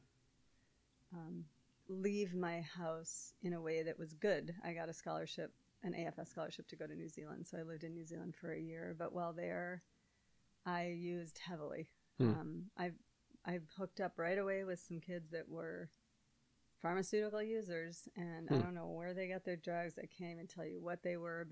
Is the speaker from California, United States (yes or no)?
no; Hopkins, Minnesota, United States; I grew up in Hopkins